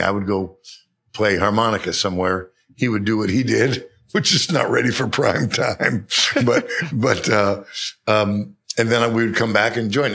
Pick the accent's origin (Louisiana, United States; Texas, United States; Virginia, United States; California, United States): California, United States; Bay Area; also born or lived in New York City; raised in California. At the age of five, we moved to the Bay Area